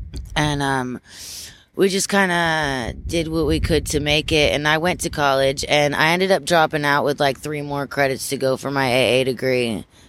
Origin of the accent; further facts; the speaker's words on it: Amsterdam, New York, United States; I was born in Amsterdam. So we kind of like, it was just a bunch of small little towns. I remember living in Johnstown, Rotterdam, Gloversville. Schenectady was one of the closer ones.